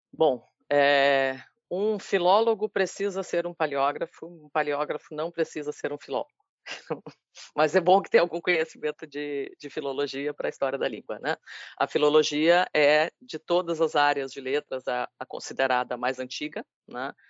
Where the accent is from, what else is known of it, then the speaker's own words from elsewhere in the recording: Rio Grande, Rio Grande do Sul, Brazil; now in Bahia, Brazil; sou gaúcha, sou rio-grandina